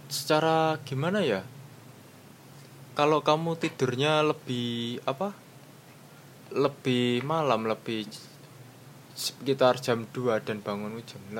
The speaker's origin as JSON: {"language": "Indonesian", "town": "Madiun", "region": "East Java", "country": "Indonesia", "said": "Misal saya kan dari Madiun."}